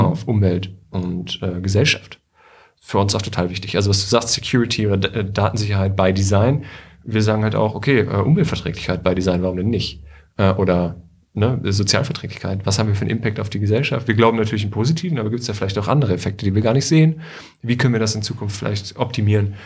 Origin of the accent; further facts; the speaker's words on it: Bad Nenndorf, Lower Saxony, Germany; moved away as an adult; also born or lived in China / Paris / Berlin; now in Hanover, Germany; Ich bin nämlich irgendwie auch ähm, Hannoveraner Schaumburger eigentlich. Also ich komme so ein bisschen aus mhm. Bad Nender.